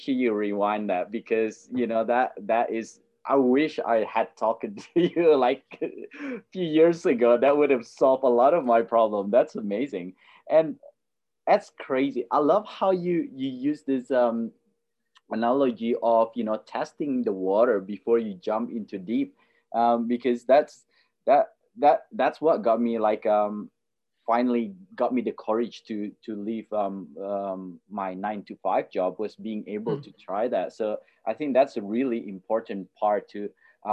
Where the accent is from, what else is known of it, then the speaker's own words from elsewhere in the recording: Indonesia; now in Australia; I grew up in Indonesia